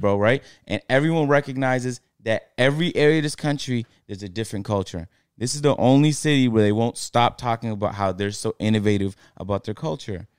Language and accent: English; Toronto, Ontario, Canada; now in Atlanta, United States; I'm from Toronto